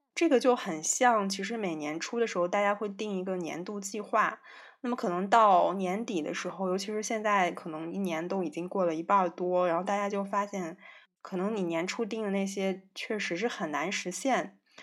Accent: northern China, China; 我是北方人

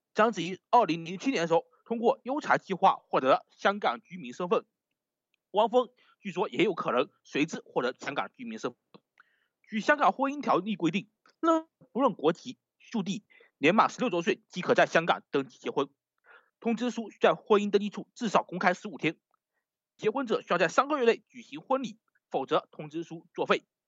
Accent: Fuzhou, Fujian, China; 我家乡福州机场那样

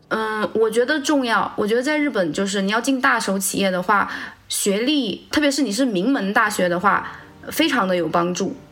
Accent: China; now in Japan; 因为我中国人嘛，土生土长的

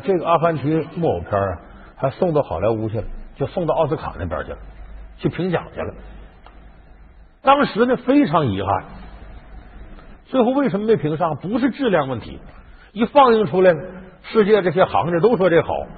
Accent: Harbin, Heilongjiang, China; 我们老家哈尔滨

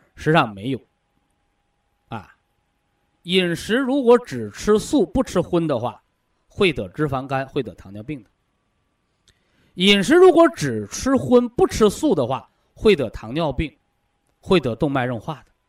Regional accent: China; 我们都是中国人

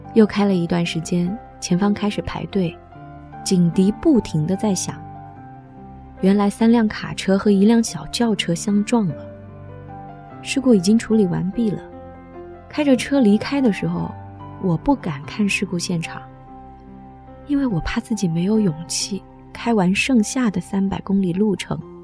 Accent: Qingdao, Shandong, China; now in Beijing, China; 我的 老家青岛

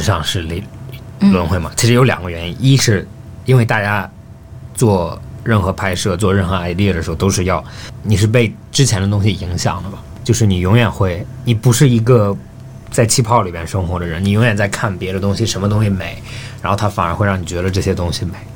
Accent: Australia; moved away; 我小时候在澳大利亚长大的

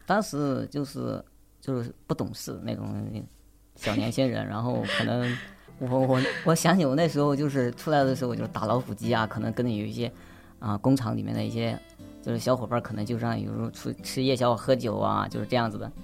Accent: Hubei, China; also born or lived in Lijiang; now in Guangzhou, China; 我是来自湖北的，现在也是在广州上班

